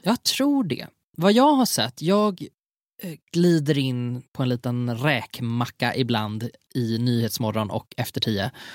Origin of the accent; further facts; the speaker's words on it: Gothenburg, Västra Götaland, Sweden; accent: Gothenburg (göteborgska); lät jag så göteborgsk